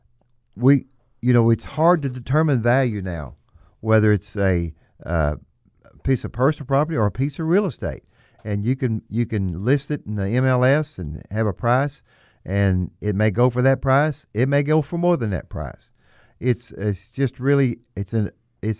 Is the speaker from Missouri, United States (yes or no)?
yes; Bootheel, Missouri, United States; I'm born and raised in the Boot Hill, Missouri